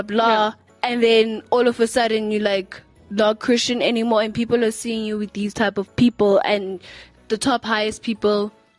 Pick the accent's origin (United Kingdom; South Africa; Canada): South Africa; I grew up in South Africa